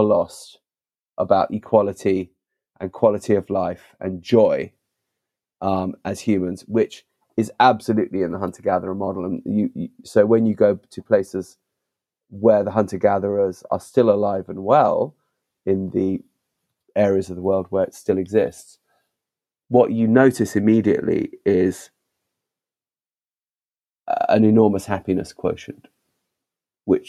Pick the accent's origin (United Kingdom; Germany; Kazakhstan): United Kingdom; London; I was born in London, but the family connection to Africa remained very strong